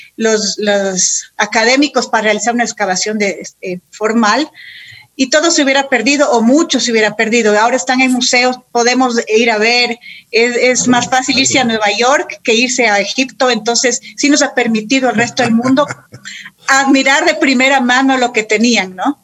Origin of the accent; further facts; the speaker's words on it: Quito, Pichincha, Ecuador; soy quiteña, mis papás, mis papás también.